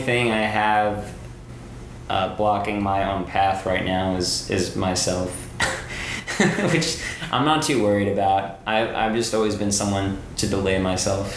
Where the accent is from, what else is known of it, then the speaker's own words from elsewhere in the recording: New York City, New York, United States; also born or lived in New Zealand; I grew up here in New York City. I grew up in the Bronx